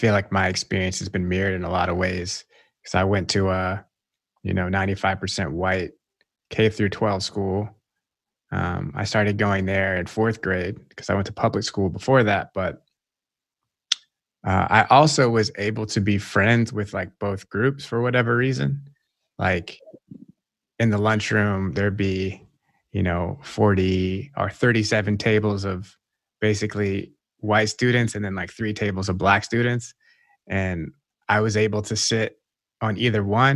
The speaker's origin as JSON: {"language": "English", "region": "the South", "country": "United States", "tie": "born or raised there", "said": "I grew up in the South"}